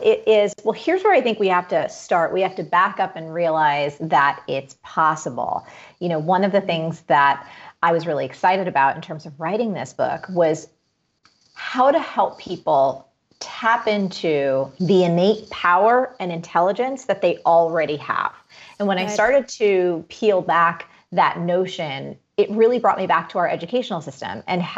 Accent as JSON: {"language": "English", "region": "East Coast", "country": "United States", "tie": "born or raised there", "said": "growing up in the East Coast. Again, I've done the winters my whole life"}